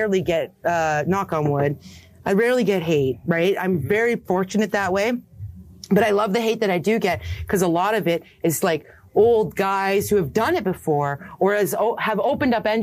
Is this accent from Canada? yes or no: yes; Canada; I'm from Canada